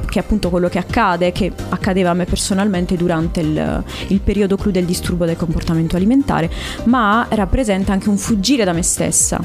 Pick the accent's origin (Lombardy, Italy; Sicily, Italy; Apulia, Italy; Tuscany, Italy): Apulia, Italy; Bari; now in Cassano delle Murge, Italy; Io sono barese, Beh. però vivo in provincia attualmente